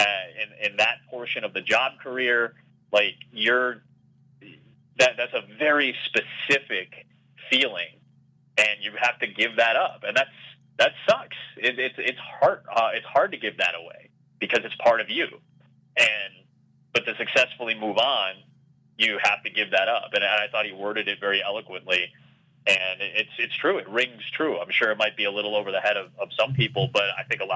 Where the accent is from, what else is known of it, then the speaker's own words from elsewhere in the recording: Chicago, Illinois, United States; I grew up in Chicago